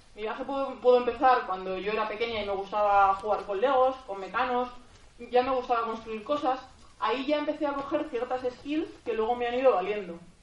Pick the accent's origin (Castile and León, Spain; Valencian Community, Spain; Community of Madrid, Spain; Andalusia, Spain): Community of Madrid, Spain; Madrid; soy de, soy de Madrid